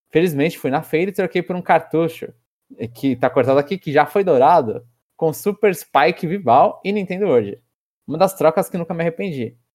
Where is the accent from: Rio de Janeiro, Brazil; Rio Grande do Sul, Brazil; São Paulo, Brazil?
São Paulo, Brazil; Então eu sou paulistano da gema.